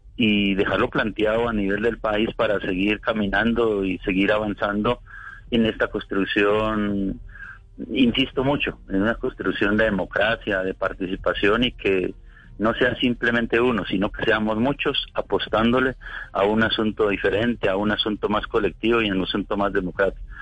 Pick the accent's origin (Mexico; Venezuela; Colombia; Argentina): Colombia; somos colombianos y como colombianos sentimos la necesidad